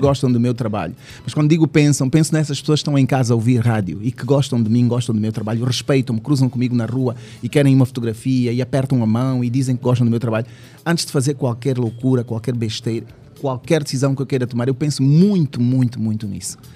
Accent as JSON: {"language": "Portuguese", "town": "Lubango", "region": "Huíla", "country": "Angola", "tie": "born or raised there", "also_born_or_lived": "Bibala / Tômbua", "moved": "yes", "lives_now": "Luanda, Angola", "said": "Sou do Lubango até porque eu fui para o Lubango com 5 anos"}